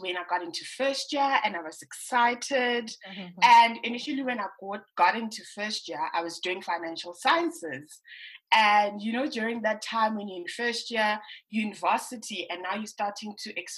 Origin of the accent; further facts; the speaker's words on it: Johannesburg, Gauteng, South Africa; I'm born and bred in Protea Glen, but I initially grew up in Pimville.